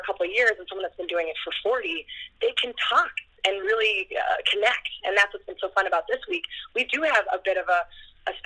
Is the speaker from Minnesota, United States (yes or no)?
yes; Minnesota, United States; I come from Minnesota, so the molehills of the Midwest, and so I definitely started as a slalom skier